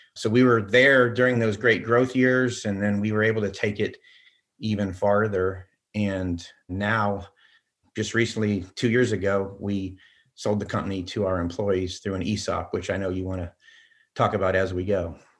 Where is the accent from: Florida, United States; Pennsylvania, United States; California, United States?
Florida, United States; Orlando; also born or lived in Pella, Iowa; I'm as close to a Floridian as you can possibly get